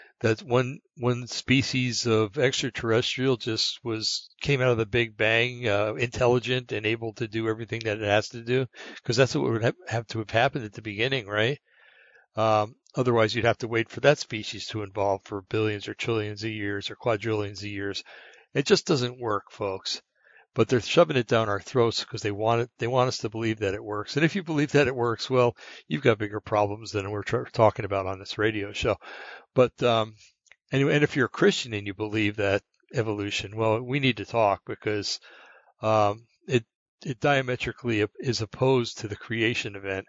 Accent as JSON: {"language": "English", "area": "Bergen County", "region": "New Jersey", "country": "United States", "said": "I come from Bergen County, New Jersey"}